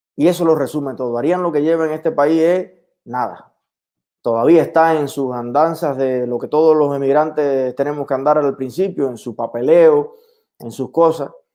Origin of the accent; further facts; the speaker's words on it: El Yarey de Vázquez, Las Tunas, Cuba; moved away; ¿Qué hay en mi pueblo hoy?